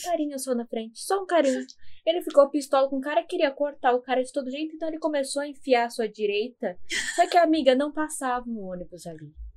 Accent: São Paulo, Brazil; eu sou da Zona Leste

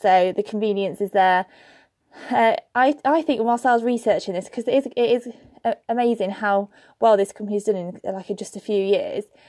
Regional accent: Birmingham, West Midlands, United Kingdom; in Birmingham, my hometown

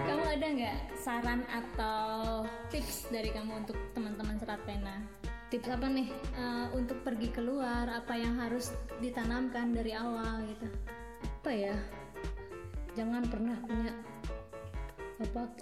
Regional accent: Indonesia; now in Netherlands; jadi kalau kita bilang saya dari Indonesia mereka tuh bisa bilang oh ya gitu saya tahu gitu di mana

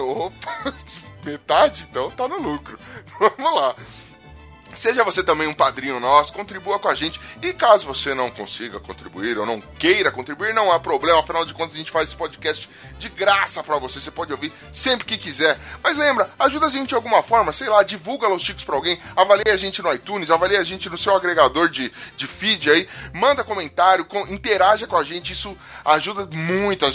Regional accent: São Paulo, Brazil; eu ainda sou de Itaquera

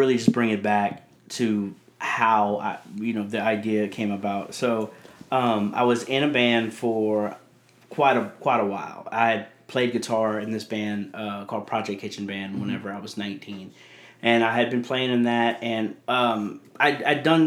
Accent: Abbeville, Louisiana, United States; I'm from, I'm from Abbeville, Louisiana.

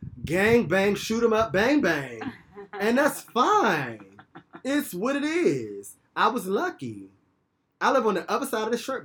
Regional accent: Washington, District of Columbia, United States; I grew up in Southeast

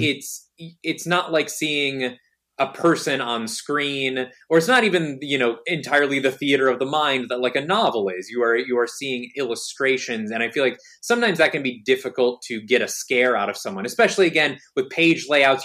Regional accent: Michigan, United States; born or raised there; now in New York, United States

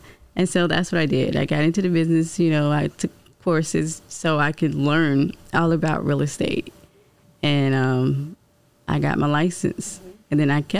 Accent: Florence, United States; I'm from Florence. Mm. So with that, before all of this, I went home all the time. It was 2 hours away.

